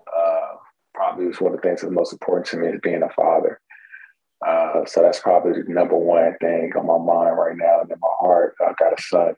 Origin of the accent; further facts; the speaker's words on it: Houston, Texas, United States; I grew up in the Houston, Texas area, north side of Houston, Texas, to be exact